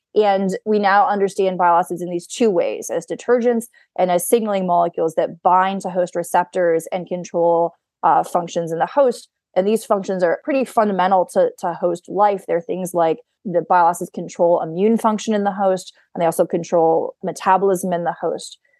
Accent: Mystic, Connecticut, United States; moved away as an adult; also born or lived in Stanford / San Francisco; now in Boston, United States; I am originally from Mystic, Connecticut, on the Connecticut seashore. Um, I grew up in New England.

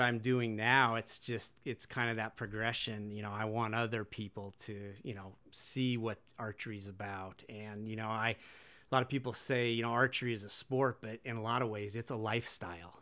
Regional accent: Wenatchee, Washington, United States; born and raised in Wenatchee

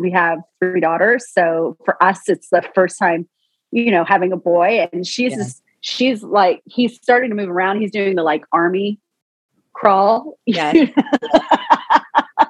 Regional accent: Toronto, Ontario, Canada; I'm from Toronto, Canada, so I'm a northern gal through and through, city girl

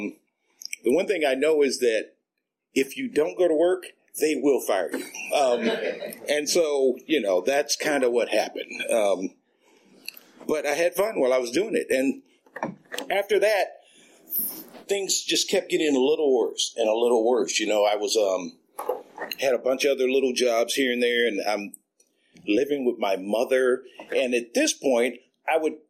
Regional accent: Oakland, California, United States; I was raised out in East Oakland on 65th, not too far from East 14th

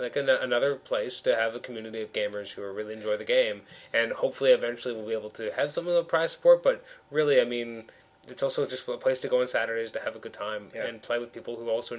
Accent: Toronto, Ontario, Canada; we're actually from Toronto.

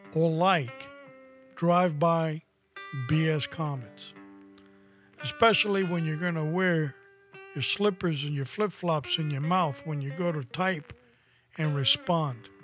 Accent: New York City, New York, United States; when I was 15 years old, growing up in New York City

